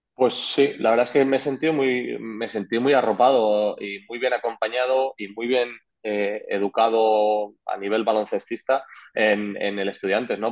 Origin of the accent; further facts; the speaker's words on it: Madrid, Community of Madrid, Spain; moved away as an adult; also born or lived in Andorra; now in Tenerife, Spain; yo estaba en estudiantes en Madrid, en mi casa, con mis amigos